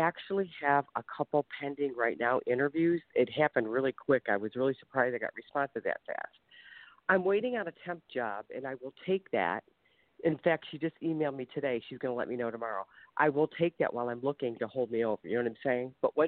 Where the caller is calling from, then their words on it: Ohio, United States; I'm sorry. I'm calling from Ohio.